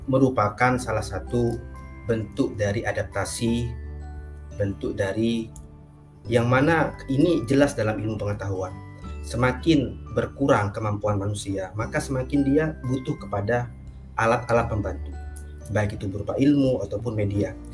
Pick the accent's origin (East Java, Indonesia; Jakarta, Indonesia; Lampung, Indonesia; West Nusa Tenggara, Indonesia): East Java, Indonesia; now in Situbondo, Indonesia; Jadi saya asal Madura, saya lahir dari di Madura, orang tua saya di Madura. Orang tua saya semuanya asal Madura. Tapi kemudian saya hijrah ke Situ Bondo